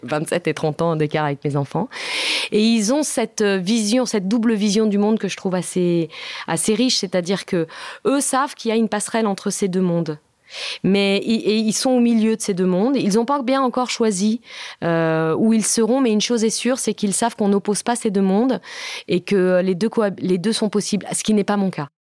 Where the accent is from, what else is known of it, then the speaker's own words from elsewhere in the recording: France; first language Italian; French is a second language; moi aussi, je suis française